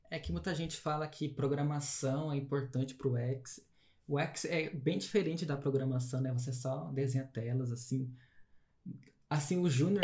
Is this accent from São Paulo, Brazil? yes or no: yes; São Paulo, Brazil; Sou de São Paulo